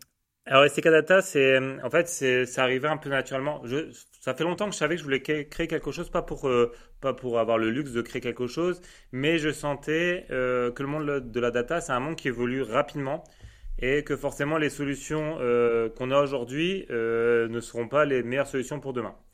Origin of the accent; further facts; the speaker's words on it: Lille, Hauts-de-France, France; je suis lillois